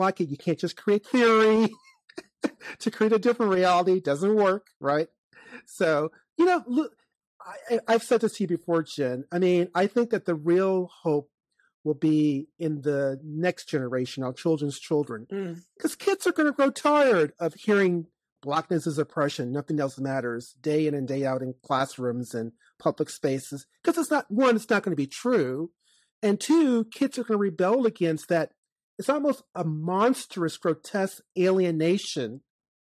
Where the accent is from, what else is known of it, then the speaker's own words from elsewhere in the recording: Chesterfield County, Virginia, United States; when I was growing up in Chesterfield County, Virginia